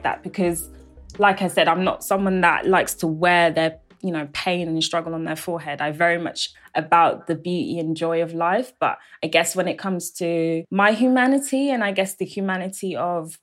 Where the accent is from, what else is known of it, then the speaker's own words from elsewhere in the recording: London, United Kingdom; I was born in London, but also bilingual as well.